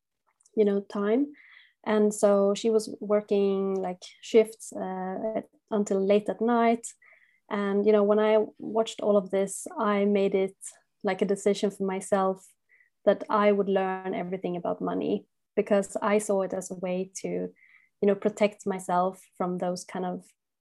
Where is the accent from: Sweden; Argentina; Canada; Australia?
Sweden; moved away as an adult; also born or lived in Barcelona, Spain / Switzerland; I'm originally from Sweden